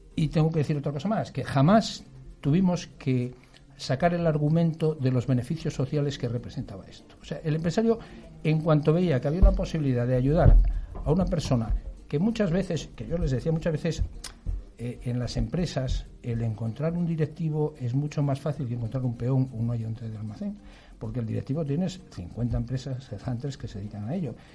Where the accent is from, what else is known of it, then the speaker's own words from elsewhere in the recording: Asturias, Spain; moved away; also born or lived in Madrid; soy asturiano de pro